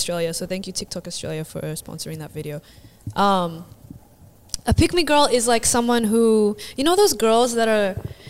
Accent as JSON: {"language": "English", "country": "Philippines", "said": "So I hope all the Vietnamese are cool with it. I'm Filipino."}